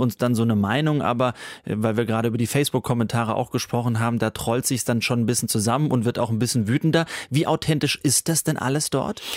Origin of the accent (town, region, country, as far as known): Germany